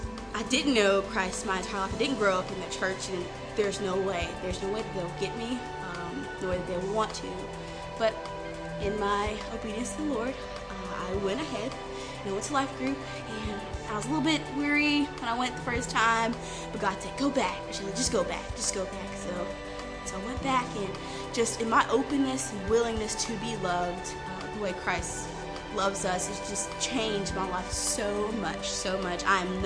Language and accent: English; Texas, United States; I came from Texas.